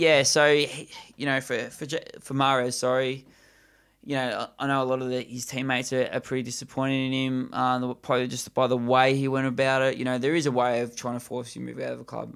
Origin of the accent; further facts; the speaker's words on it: Australia; most of our listeners are from Australia as well as us